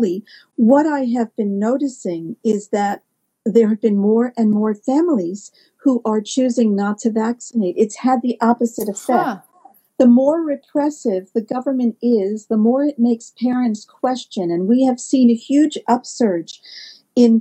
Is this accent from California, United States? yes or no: no; New York, United States; moved away; I'm from the U.S. originally, in case you can't tell by my accent. I'm from New York